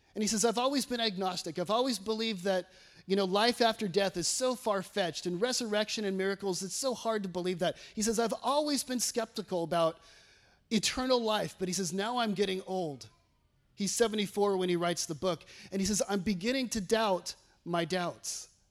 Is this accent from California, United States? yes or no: yes; California, United States; moved away as an adult; now in Batesville, United States; I'm from California